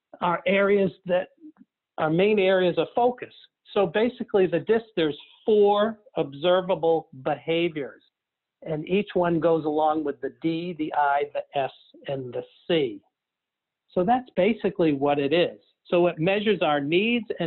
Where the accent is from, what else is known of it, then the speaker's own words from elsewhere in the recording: Nashua, New Hampshire, United States; also born or lived in Wolfeboro, New Hampshire; my hometown dentist back in Nashville, New Hampshire.